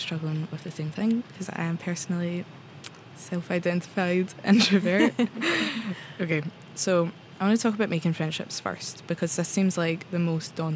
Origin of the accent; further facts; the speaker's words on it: Scotland, United Kingdom; moved away as an adult; now in Oslo, Norway; I'm from Scotland. I'm here in Oslo for an exchange year